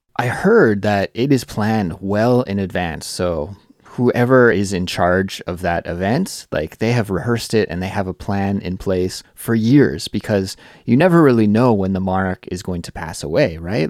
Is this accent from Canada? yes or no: yes; Canada; In my home country of Canada